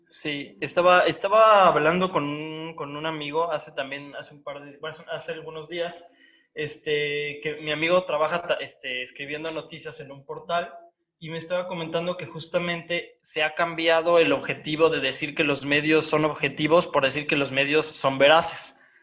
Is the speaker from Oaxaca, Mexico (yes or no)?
yes; Oaxaca, Mexico; A mí como oaxaqueño